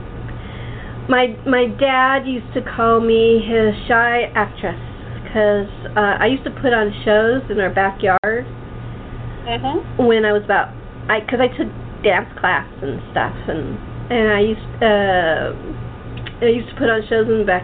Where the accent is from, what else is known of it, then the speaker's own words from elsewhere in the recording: Los Angeles, California, United States; I was brought up in LA, so it's a little bit different.